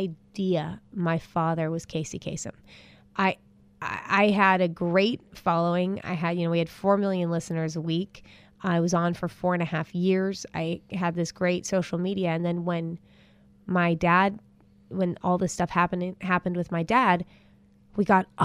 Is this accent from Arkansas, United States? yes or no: no; Los Angeles, California, United States; born or raised there